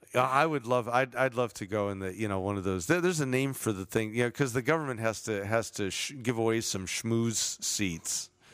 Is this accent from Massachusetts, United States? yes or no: no; Chicago, Illinois, United States; now in Southern California, United States; growing up in Chicago